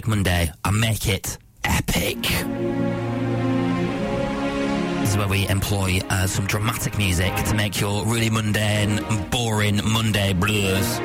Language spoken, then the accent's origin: English; Lancashire, North West England, United Kingdom; accent: northern; in my northern accent